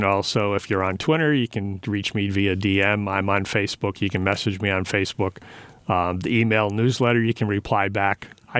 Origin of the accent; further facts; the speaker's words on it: Pawtucket, Rhode Island, United States; also born or lived in New Jersey; Okay, I'll do that. Because I grew up in Rhode Island.